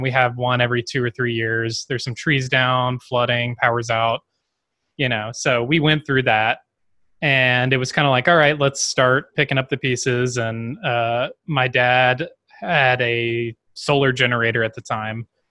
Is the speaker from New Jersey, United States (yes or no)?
no; Baton Rouge, Louisiana, United States; also born or lived in New Orleans; I grew up in Baton Rouge, Louisiana, my entire life